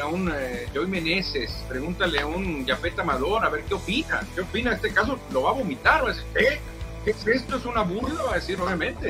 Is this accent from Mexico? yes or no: yes; Mexico